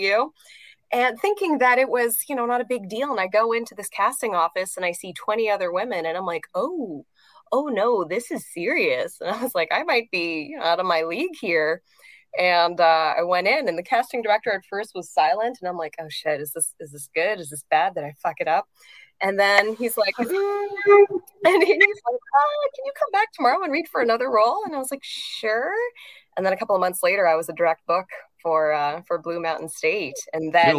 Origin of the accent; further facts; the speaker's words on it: Montreal, Quebec, Canada; I'm originally from Montreal, Canada.